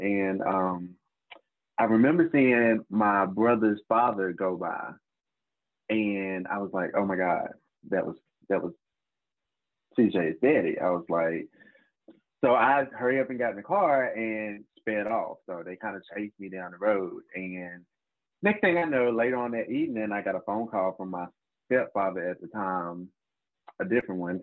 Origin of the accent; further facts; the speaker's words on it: Charlotte, North Carolina, United States; now in Winston-Salem, United States; I'm originally from Charlotte, North Carolina. Uh, grew up in a small county as well. Um, I now live in Winston Salem, North Carolina.